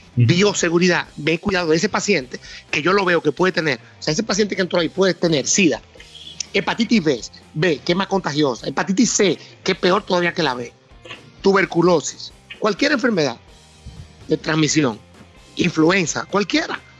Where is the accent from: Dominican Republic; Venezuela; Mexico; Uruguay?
Dominican Republic; San Francisco de Macorís, Duarte; yo soy de San Francisco de Macorís. Mi padre tuvo fincas toda la vida, de cacao, de café, me, crié entre caballos